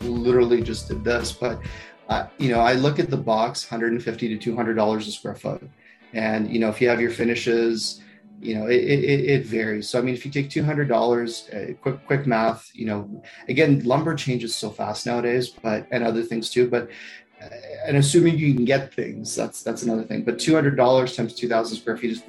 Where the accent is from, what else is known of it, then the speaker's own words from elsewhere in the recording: Toronto, Ontario, Canada; moved away as an adult; now in Calgary, Canada; where I grew up in Toronto